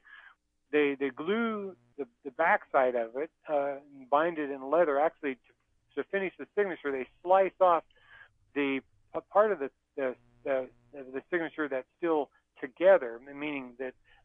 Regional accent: the West, United States; I grew up in the West where we depended on rain and irrigation canals and irrigation pipe

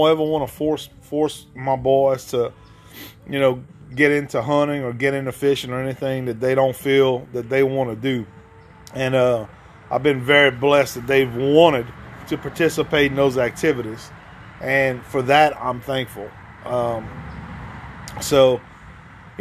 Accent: Ville Platte, Louisiana, United States; now in Gonzales, Louisiana, United States; me growing up in Ville Platte, which was only an hour to 45 minutes away from Marksville

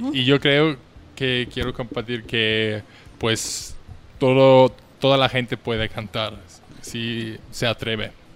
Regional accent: Vienna, Austria; moved away as an adult; now in Mexico; Yo soy de Austria, de Viena, es la capital de mi país

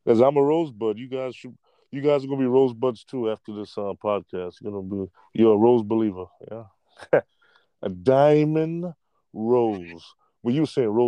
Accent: New York, United States; I'm from New York

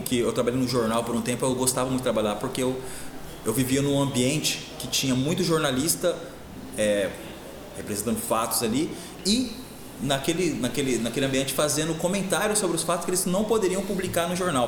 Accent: Porecatu, Paraná, Brazil; moved away as an adult; also born or lived in Apucarana / Londrina; now in Campo Mourão, Brazil; sou de Porecatu, região de, de Londrina ali cresci em Porecatu

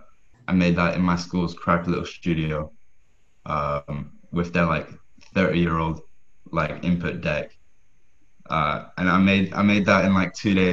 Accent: Scotland, United Kingdom; I'm from Scotland, and I make music

